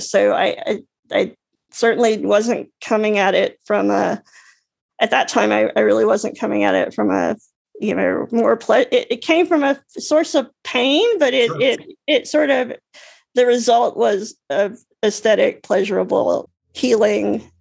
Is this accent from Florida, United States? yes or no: no; Alabama, United States; moved away; I grew up in Alabama